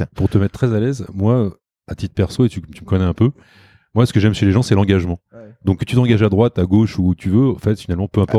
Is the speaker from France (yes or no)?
yes; Chartres, Centre-Val de Loire, France; on habitait à Chartres